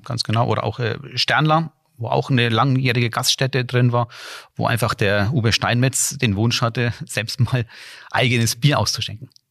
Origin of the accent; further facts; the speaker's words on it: Bamberg, Bavaria, Germany; moved away as an adult; now in Rhine-Main area, Germany; bin in Bamberg aufgewachsen und habe in Bamberg auch studiert